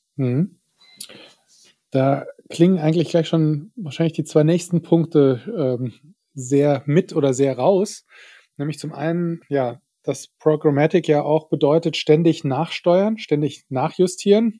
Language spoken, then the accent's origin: German; Saarland, Germany; bei uns im Saarland, wo ich herkomme ursprünglich